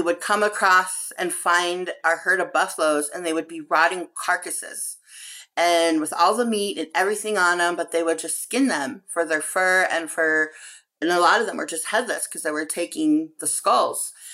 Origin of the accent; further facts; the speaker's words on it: Pine Ridge Reservation, South Dakota, United States; I come from the Ridge Reservation.